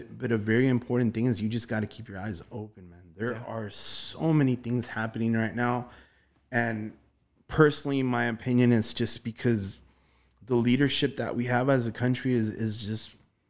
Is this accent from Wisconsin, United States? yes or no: no; Glendale, California, United States; I mean, we just recently moved to Van Nuys. You know, I grew up in Virgil Village, Glendale, Atwater.